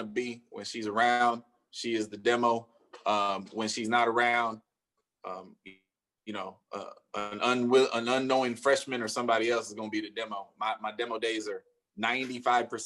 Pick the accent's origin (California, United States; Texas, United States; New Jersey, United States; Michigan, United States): California, United States; the Bay Area; I'm from the Bay